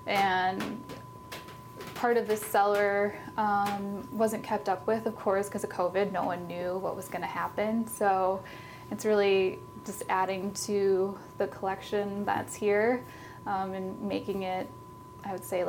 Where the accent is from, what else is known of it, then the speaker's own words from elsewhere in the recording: Oregon, United States; When I travel now and I say I'm from Oregon, it's interesting that people will be like, oh, there's Pinot, or oh, the Willamette Valley.